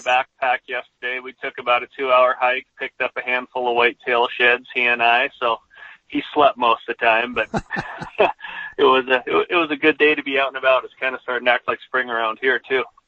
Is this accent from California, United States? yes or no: no; Southwest Montana, United States; growing up in Southwest Montana, I had I had plenty of access to whitetails